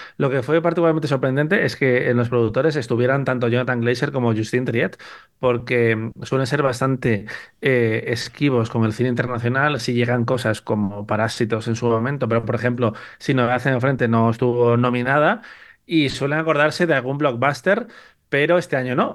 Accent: Spain; vez que nevó en mi pueblo, en Corces

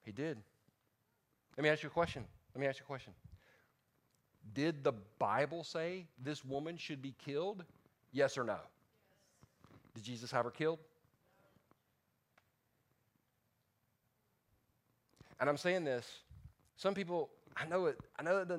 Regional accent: the South, United States; I'm from the South

